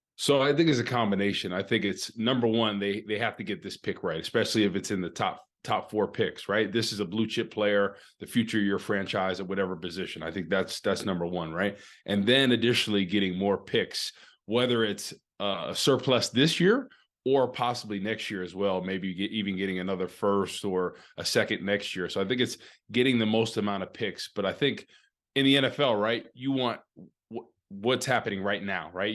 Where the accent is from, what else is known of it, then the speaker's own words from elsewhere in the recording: Rutherford, New Jersey, United States; now in St. Louis, United States; my hometown in Rutherford, New Jersey